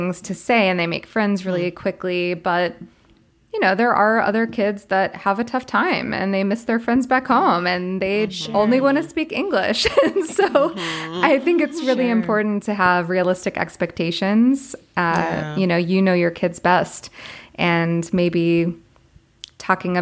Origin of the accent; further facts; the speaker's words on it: Florida, United States; moved away as an adult; also born or lived in Colombia / Korea / China; I'm from Florida